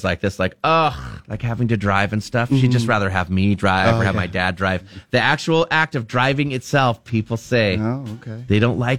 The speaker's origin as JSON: {"language": "English", "region": "Southern California", "country": "United States", "said": "we're from Southern California."}